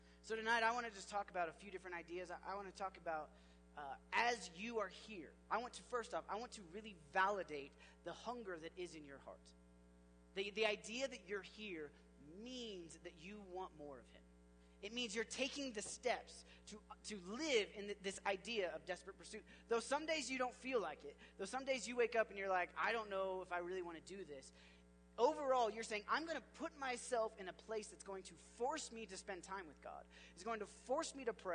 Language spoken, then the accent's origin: English; Oklahoma, United States; I grew up in Oklahoma